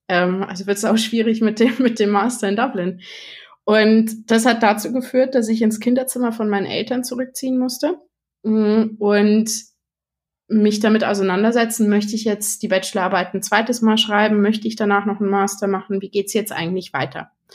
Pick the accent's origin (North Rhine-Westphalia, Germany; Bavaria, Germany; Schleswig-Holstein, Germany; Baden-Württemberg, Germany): Bavaria, Germany; Munich; bin aus München